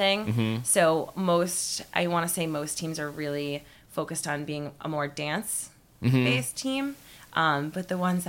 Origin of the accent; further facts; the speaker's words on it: New England, United States; I am from New England